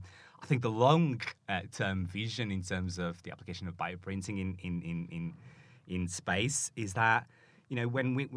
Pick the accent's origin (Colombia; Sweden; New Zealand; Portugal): Portugal; now in Manchester, United Kingdom; I am from Portugal.